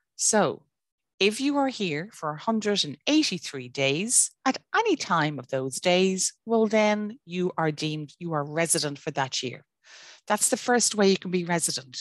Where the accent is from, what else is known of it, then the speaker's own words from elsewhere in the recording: Ireland; I am Irish domicile, I'm Irish resident, I'm Irish ordinary resident